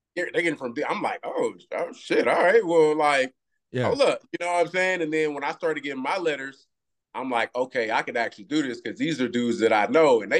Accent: Galveston, Texas, United States; also born or lived in Houston, Texas; I grew up in Galveston. That's an island at the bottom of Texas. So, bro, I grew up on the water. Like, my people fish a lot

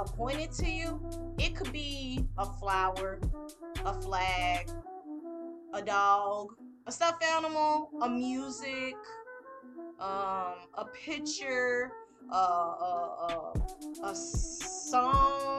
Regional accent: Mississippi, United States; I'm from Mississippi

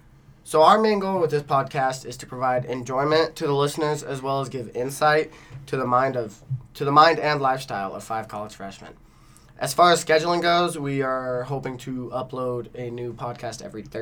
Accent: Lovelock, Nevada, United States; moved away as an adult; also born or lived in Fallon, Nevada; now in Boise, United States; I was born in Fallon, Nevada in 2000. And I went to elementary school in Fallon. And then I moved to a super small town called Lovelock. And then I went through middle school and high school there.

